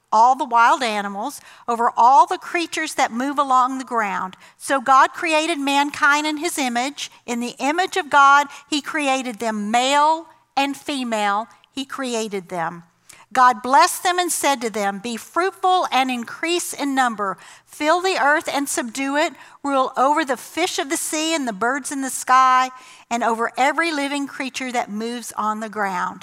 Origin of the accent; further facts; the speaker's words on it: the South, United States; I grew up in the South, in the 70s, in a Southern Baptist church